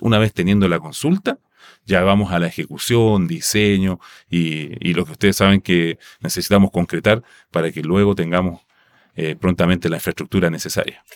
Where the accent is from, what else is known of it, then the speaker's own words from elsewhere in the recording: Rapa Nui, Valparaíso, Chile; first language Rapa Nui; Spanish is a second language; moved away; mis vacaciones son en mi, en mi tierra natal